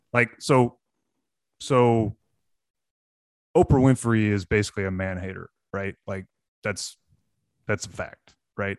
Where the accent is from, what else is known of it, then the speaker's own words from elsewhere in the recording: Texas, United States; as a Texan